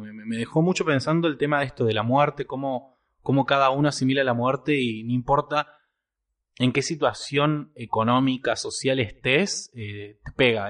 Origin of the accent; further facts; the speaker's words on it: Argentina; dos argentinos